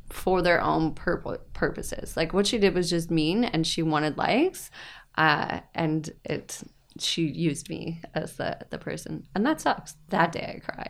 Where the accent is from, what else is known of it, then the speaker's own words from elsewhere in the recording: Woodstock, Ontario, Canada; moved away; I'm originally from Woodstock